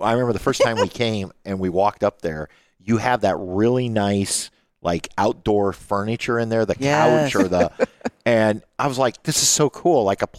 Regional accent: Angola, Indiana, United States; I can honestly say, we grew up in Angola.

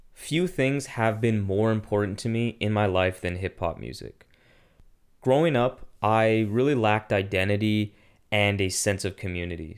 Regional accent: Ottawa, Ontario, Canada; i grew up in a very white community in ottawa

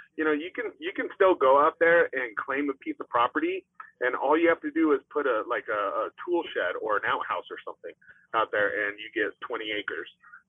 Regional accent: Fairbanks, Alaska, United States; moved away; I'm from Fairbanks, Alaska, and that's one of the smallest towns you ever find.

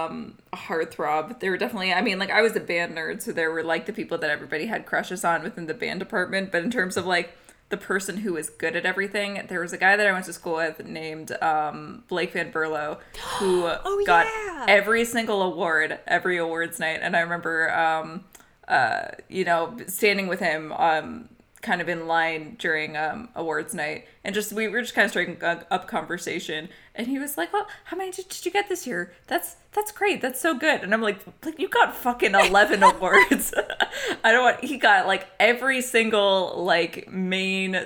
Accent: Alberta, Canada; We were raised in Alberta

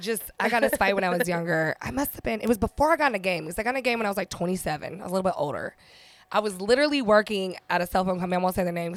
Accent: San Diego, California, United States; I grew up in Southeast San Diego, so I grew up with hood shit.

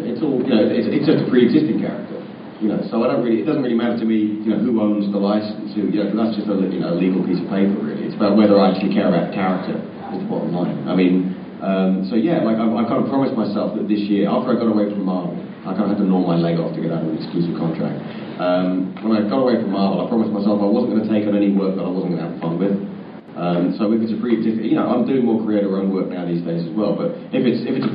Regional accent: United Kingdom; I'm British.

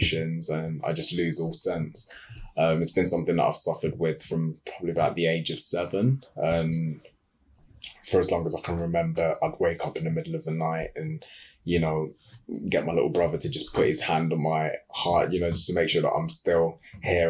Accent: Uganda; I'm from Uganda

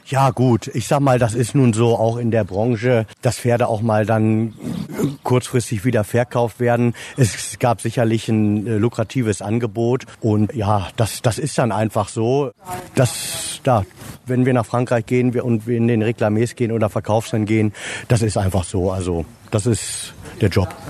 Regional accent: Rotenburg an der Wümme, Lower Saxony, Germany; Ich bin geboren in Rothenburg an der Wümme, also nähe Fährhof

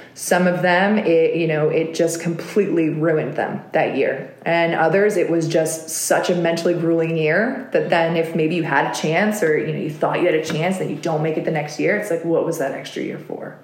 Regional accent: United States; as an American, you know, living in the US, and then I was a dual citizen

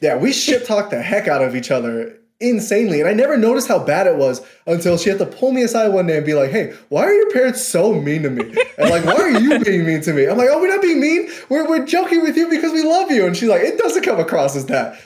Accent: New York City, New York, United States; moved away as an adult; I'm from Queens

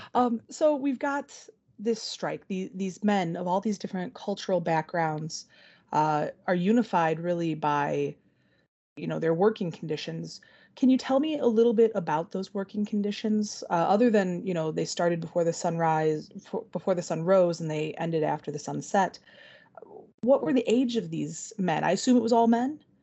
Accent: Benton Harbor, Michigan, United States; also born or lived in Wisconsin; I grew up in the Benton Harbor area

